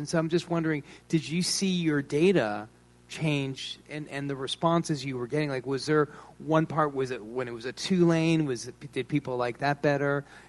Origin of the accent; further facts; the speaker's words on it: Los Angeles, California, United States; now in New Orleans, United States; I'm from Los Angeles